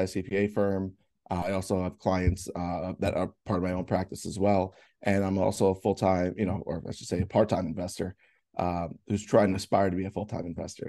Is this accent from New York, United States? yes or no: yes; Bayville, New York, United States; I grew up around here. I grew up in Bayville, which is, you know, like maybe like 10 minutes away.